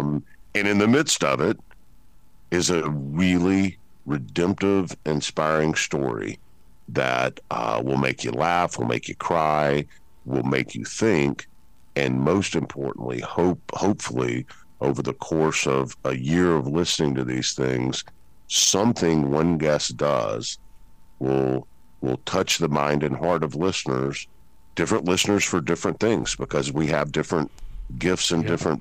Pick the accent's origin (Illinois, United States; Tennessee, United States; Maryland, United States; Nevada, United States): Tennessee, United States; Memphis; I'm from Memphis